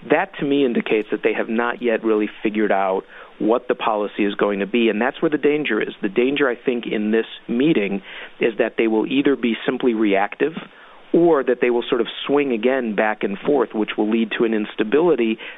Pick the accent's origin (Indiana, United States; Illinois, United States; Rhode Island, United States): Illinois, United States; I'm from Illinois